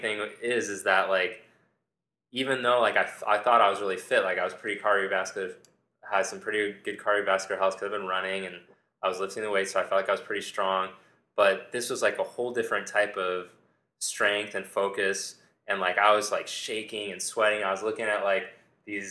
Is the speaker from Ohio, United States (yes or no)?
no; Southern California, United States; I grew up in Southern California